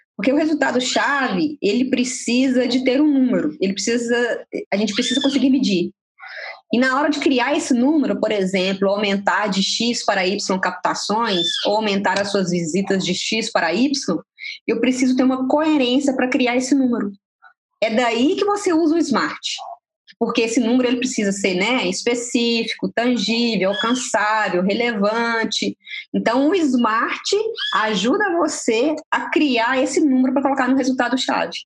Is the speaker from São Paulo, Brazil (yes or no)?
no; Minas Gerais, Brazil; como boa mineira